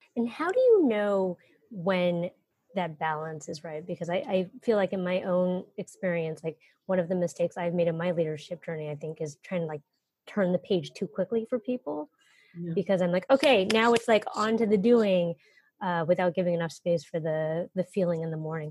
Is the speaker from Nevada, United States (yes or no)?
no; Northern California, United States; I'm from Northern California